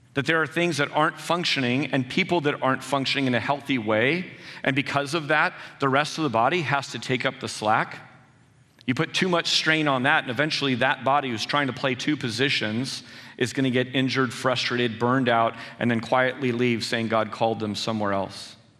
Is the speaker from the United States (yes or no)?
yes; San Jose, California, United States; I was born and raised in San Jose, I know this area well